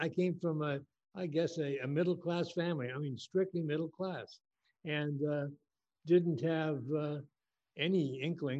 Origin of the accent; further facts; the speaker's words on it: Los Angeles, California, United States; I grew up in West Los Angeles.